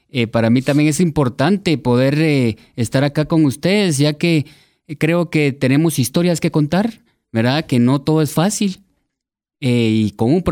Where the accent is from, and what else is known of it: Guatemala; born or raised there